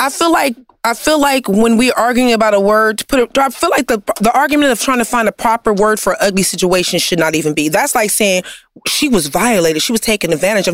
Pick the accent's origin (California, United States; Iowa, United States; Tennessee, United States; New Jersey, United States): California, United States; Compton; I'm from Compton